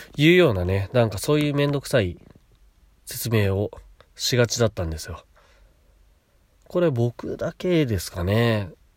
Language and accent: Japanese; Chiba, Japan; also born or lived in Kashiwa, Chiba; 千葉で、私の父母が家買って、私とのこと育ててくれた